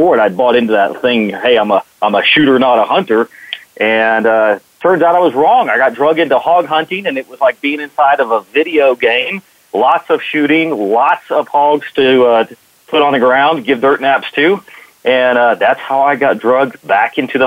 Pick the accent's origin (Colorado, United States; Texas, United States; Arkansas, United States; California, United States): Texas, United States; Dallas; I grew up in Texas and grew up in Dallas